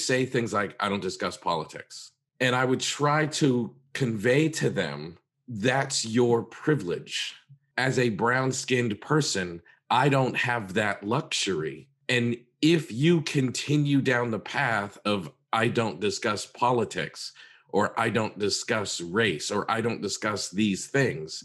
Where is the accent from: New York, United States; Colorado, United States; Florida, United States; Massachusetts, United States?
Massachusetts, United States; I was, you know, in my teens, growing up in Massachusetts